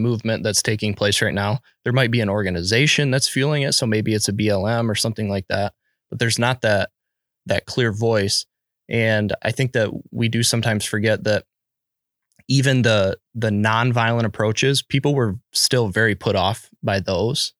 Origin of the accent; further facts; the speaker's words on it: United States; as an American